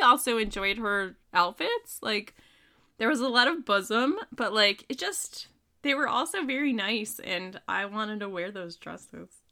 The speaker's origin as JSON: {"language": "English", "region": "the North", "country": "United States", "said": "as a Yankee"}